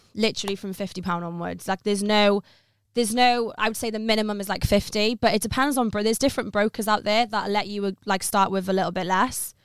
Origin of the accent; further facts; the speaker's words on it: Pembrokeshire, Southwest Wales, United Kingdom; moved away as an adult; now in London, United Kingdom; I'm originally from Southwest Wales in Pembrokeshire, a very small rural place in, like, the countryside of Wales.